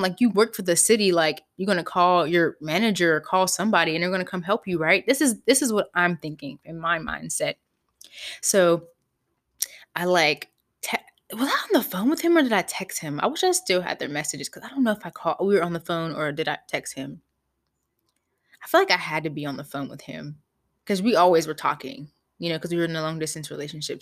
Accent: Pittsburgh, Pennsylvania, United States; I grew up in Pittsburgh, P

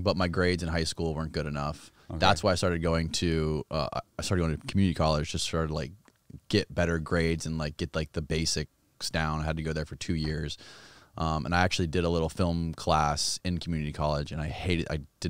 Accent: Clearwater, Florida, United States; also born or lived in Seminole, Florida; I was born in Clearwater, Florida.

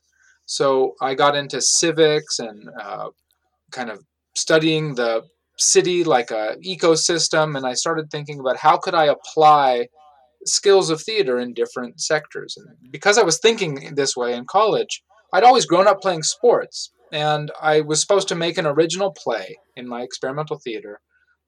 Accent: Oakland, California, United States; moved away as an adult; also born or lived in New York City; now in Pittsburgh, United States; I grew up in Oakland, California, and I went to college in New York City

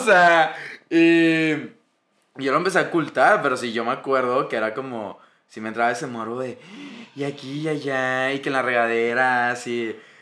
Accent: Monterrey, Nuevo León, Mexico; somos regios

